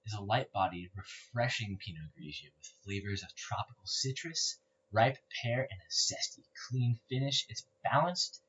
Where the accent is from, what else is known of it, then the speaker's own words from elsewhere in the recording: California, United States; we're from California